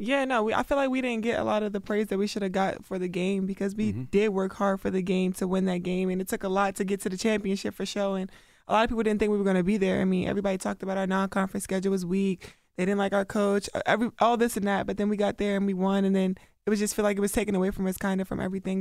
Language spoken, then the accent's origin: English; Baltimore, Maryland, United States; when I'm from Baltimore, like that's what we do.